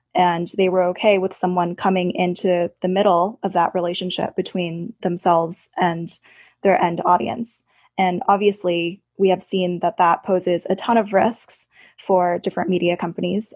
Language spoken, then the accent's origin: English; Pittsburgh, Pennsylvania, United States; worked for a summer at my hometown newspaper, the Pittsburgh Post Gazette